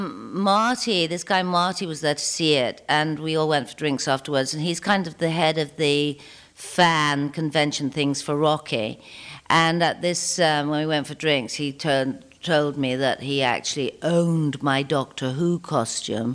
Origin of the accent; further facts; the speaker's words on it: Belfast, Northern Ireland, United Kingdom; moved away; back home to Belfast, where I come from originally